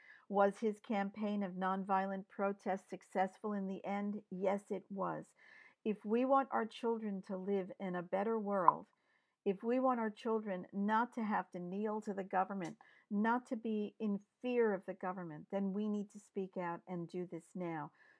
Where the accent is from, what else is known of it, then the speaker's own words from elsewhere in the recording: New York, United States; I grew up in New York.